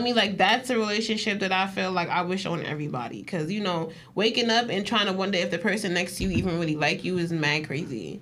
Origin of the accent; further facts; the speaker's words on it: New York, United States; I'm from New York